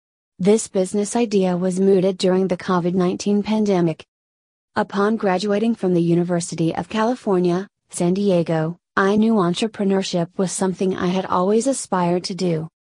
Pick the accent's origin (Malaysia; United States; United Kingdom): Malaysia; That was when I decided to move this startup back to my home country, Malaysia, late last year.